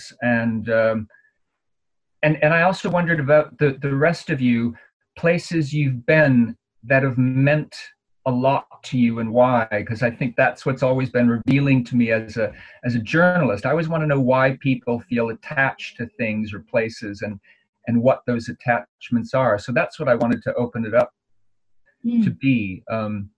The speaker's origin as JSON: {"language": "English", "town": "Minneapolis", "region": "Minnesota", "country": "United States", "tie": "born or raised there", "moved": "yes", "said": "my hometown, Minneapolis"}